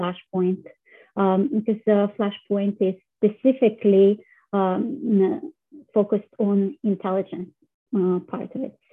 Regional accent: Russia; moved away; I was born in Russia

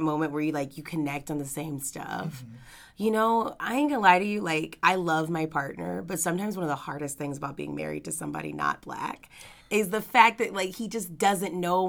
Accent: Louisiana, United States; now in Los Angeles, United States; we're both from Louisiana

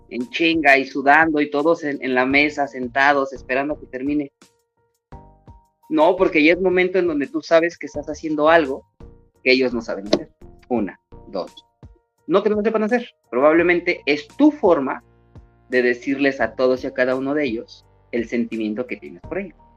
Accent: Mexico City, Mexico; born there; me encanta el ser chilango. Y casi no he vivido en México. Yo solo nací en México, pero casi no he vivido allá.

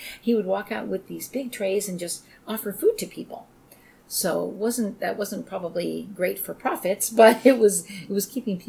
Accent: Long Island, New York, United States; also born or lived in Italy; My siblings and I were all born in the States. Mm-hmm. And my mom, while we were growing up on Long Island

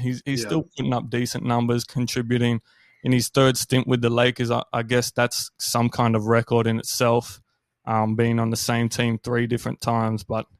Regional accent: Canberra, Australian Capital Territory, Australia; born there; also born or lived in Brisbane / Sydney / Melbourne; Yeah, so I was born in Canberra, but, you know, I've lived all over. I've lived in Brisbane, Sydney, Melbourne.

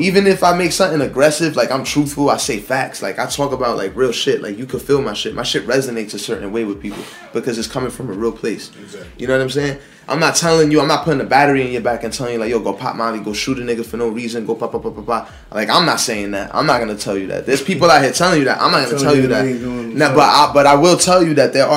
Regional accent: Jersey City, New Jersey, United States; I'm born and raised in Jersey City

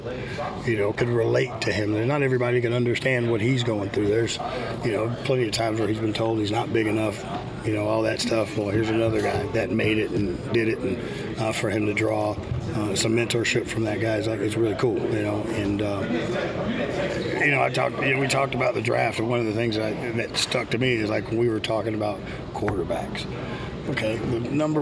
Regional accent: Houston, Texas, United States; I grew up in Houston, so growing up in Houston, we hated the Cowboys

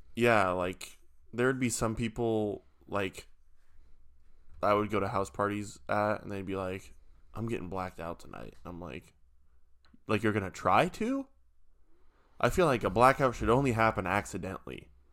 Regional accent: Nebraska, United States; I'm from Nebraska

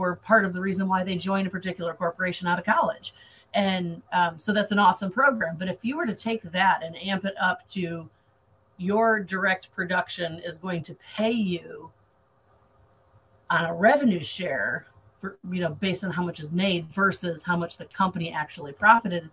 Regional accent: Michigan, United States; moved away as an adult; now in Florida, United States; I'm originally from Michigan and moved to Florida about 3 years ago

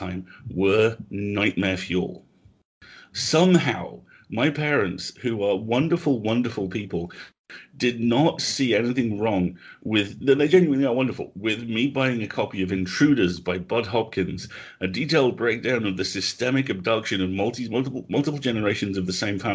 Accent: United Kingdom; also born or lived in Nottingham

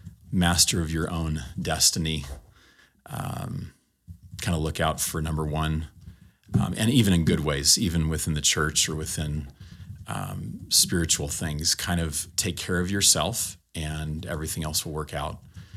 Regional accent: California, United States; I grew up in Southern California.

